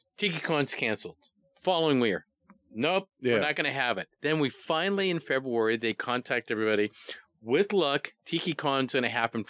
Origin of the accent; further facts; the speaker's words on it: Hawaii, United States; I'm from Hawaii.